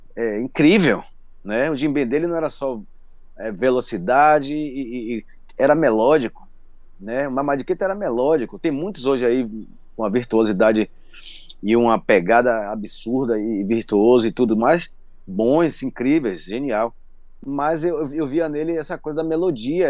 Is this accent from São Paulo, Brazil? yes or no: no; Salvador, Bahia, Brazil; eu nasci ali no Pelourinho. E minha mãe era amiga, minha avó era amiga dele também, todo mundo ali da comunidade